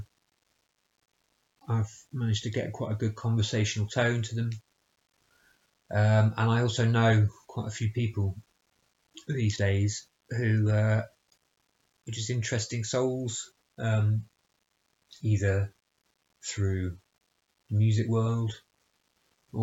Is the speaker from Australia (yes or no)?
no; Bristol, South West England, United Kingdom; in my hometown of Bristol